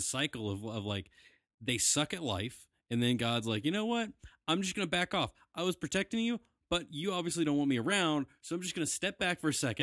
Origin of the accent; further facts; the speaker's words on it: Southwest Virginia, United States; We are from Southwest Virginia